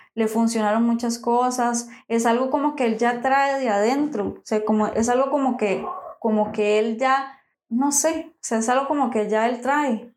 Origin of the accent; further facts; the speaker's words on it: San José, Costa Rica; nosotros somos de San José